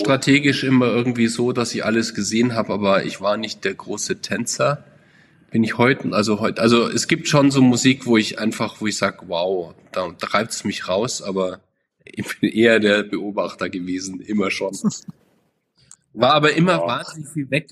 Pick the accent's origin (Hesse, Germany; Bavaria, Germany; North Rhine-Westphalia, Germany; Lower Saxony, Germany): Bavaria, Germany; Munich; Ich bin geboren und auch gebürtiger München, also kein Zurkreister, wie man so sagt, äh, sondern gebürtig